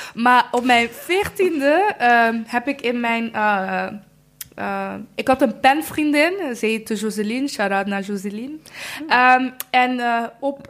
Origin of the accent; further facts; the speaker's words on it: Rwanda; now in Netherlands; Ik kom uit Rwanda